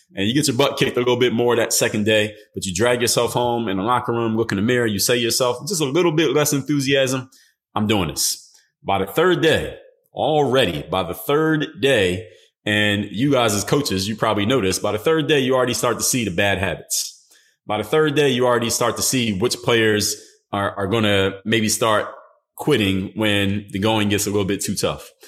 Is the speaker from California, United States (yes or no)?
no; Philadelphia, Pennsylvania, United States; I'm from Philadelphia